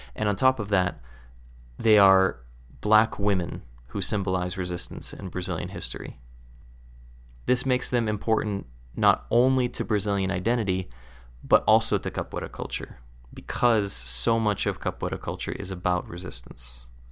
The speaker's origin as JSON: {"language": "English", "country": "United States", "said": "speaking as an American"}